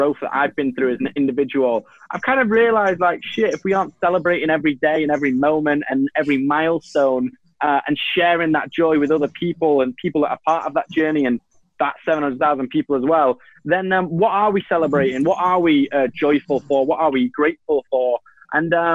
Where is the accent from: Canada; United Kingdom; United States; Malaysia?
United Kingdom; Manchester, North West England; accent: Manchester; I'm from Manchester